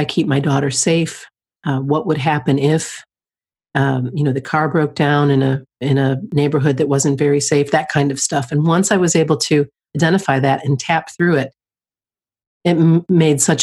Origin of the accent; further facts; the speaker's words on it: just outside of Detroit, Michigan, United States; moved away; I grew up just outside of Detroit